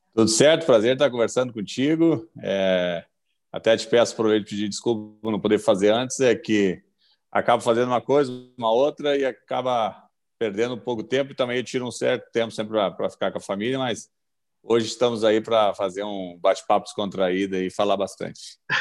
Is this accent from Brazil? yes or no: yes; Gravataí, Rio Grande do Sul, Brazil; eu sou de Gravataí e nós tínhamos nossos, o nosso time do bairro ali